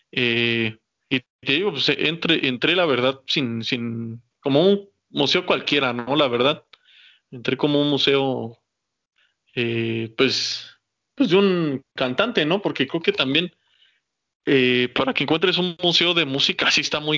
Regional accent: Mexico; yo creo que es de los tres mejores intérpretes que ha tenido México y, no lo digo como mexicano

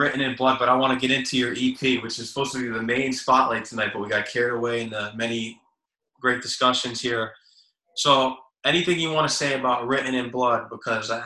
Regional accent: Connecticut, United States; I'm from Connecticut

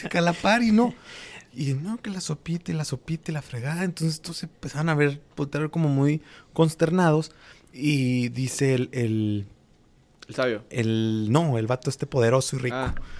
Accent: Durango, Mexico; moved away; mi tierra, en Durango

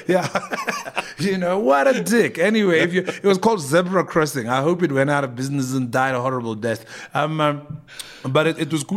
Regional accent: Pretoria, Gauteng, South Africa; moved away as an adult; also born or lived in Cape Town; I was some kid from Pretoria

